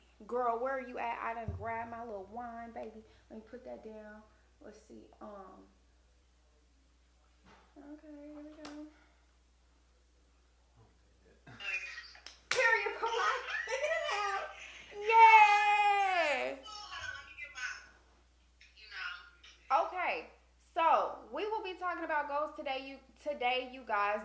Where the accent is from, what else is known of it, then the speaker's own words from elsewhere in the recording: Austin, Texas, United States; we're from Austin. Both of us are from Austin